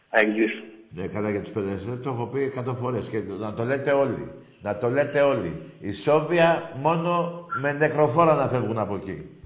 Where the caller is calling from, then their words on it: Nea Filadelfeia, Attica, Greece; Ε, καταρχήν … από Νέα Φιλαδέσια.